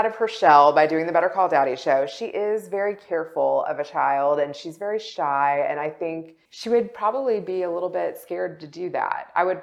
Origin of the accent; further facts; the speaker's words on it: Kentucky, United States; moved away as an adult; also born or lived in West Virginia / Chicago / Los Angeles; I grew up in Kentucky. I lived there my entire childhood